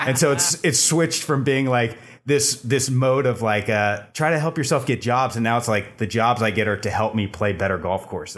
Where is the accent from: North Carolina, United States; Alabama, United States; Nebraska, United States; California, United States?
California, United States; Bay Area; moved away as an adult; now in Los Angeles, United States; I'm originally from the Bay Area. I moved down to L A to get into entertainment industry.